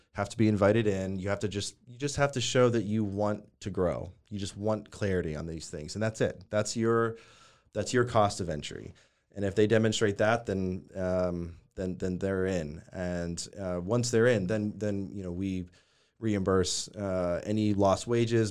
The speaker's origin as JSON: {"language": "English", "region": "Northeast", "country": "United States", "tie": "born or raised there", "also_born_or_lived": "New York City", "moved": "as an adult", "lives_now": "Waco, United States", "said": "grew up in the Northeast"}